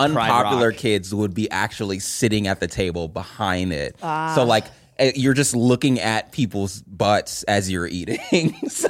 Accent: California, United States; Of course, I'm from California.

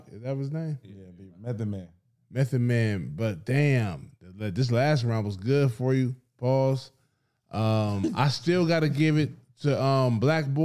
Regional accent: Jacksonville, Florida, United States; heard I'm from Jacksonville, oh, Florida.

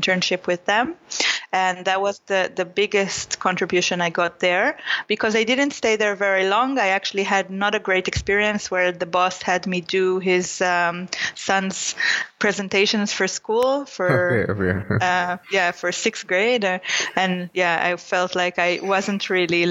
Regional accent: Israel; moved away; it was in Israel, near my hometown.

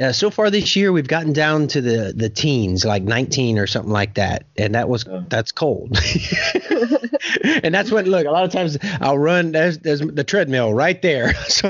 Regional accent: Louisiana, United States; moved away as an adult; also born or lived in Oklahoma; now in Tulsa, United States; I'm from Louisiana

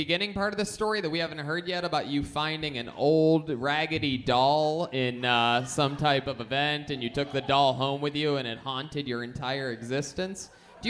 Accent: Youngstown, Ohio, United States; Being from Youngstown from the time I was raised in Youngstown

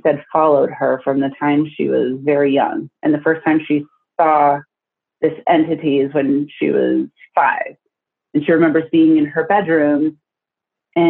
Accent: Iowa, United States; now in Tucson, United States; my old house where I grew up in Iowa

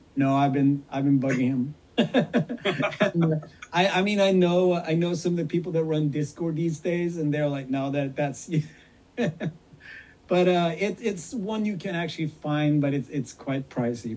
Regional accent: Sweden; I'm this kid from Sweden that grew up with … and … and … and …

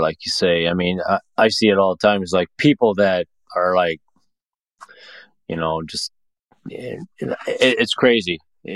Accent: Montana, United States; moved away; my home state over there

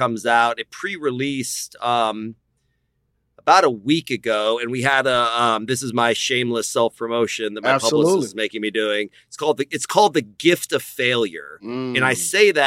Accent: Austin, Texas, United States; I was born here in Austin, Texas

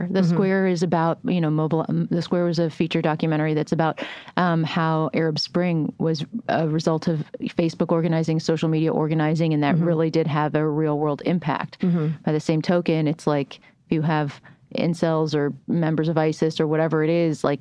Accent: United Kingdom; moved away; I was born in Britain

